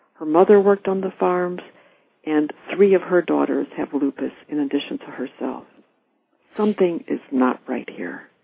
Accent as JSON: {"language": "English", "town": "Orlando", "region": "Florida", "country": "United States", "tie": "born or raised there", "said": "I grew up in Orlando, which is about 30 minutes or about 25 miles from Lake Apopka itself"}